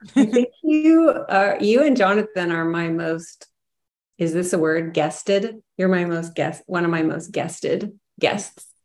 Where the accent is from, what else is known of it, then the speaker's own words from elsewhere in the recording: Texas, United States; it was not like a word in Texas I grew up hearing.